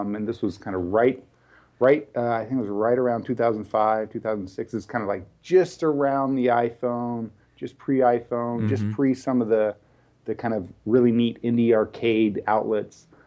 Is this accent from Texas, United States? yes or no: yes; Texas, United States; now in Bay Area, United States; I'm originally from Texas.